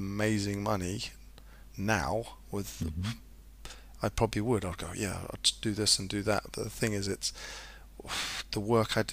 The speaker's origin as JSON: {"language": "English", "country": "Zimbabwe", "tie": "born or raised there", "said": "growing up in Zimbabwe"}